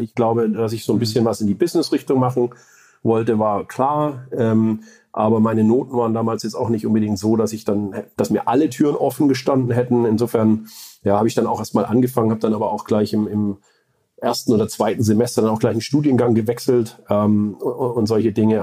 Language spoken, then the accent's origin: German; Stuttgart region, Baden-Württemberg, Germany; moved away as an adult; also born or lived in Böblingen / Sindelfingen / California, United States; now in Heilbronn, Germany; ich bin ursprünglich aus dem Vorort von Stuttgart, würde ich sagen, äh, in Böbling geboren, äh, Sindelfingen Kindergarten und dann noch ein bisschen weiter aufs Land rausgezogen, um dort die Schule zu verbringen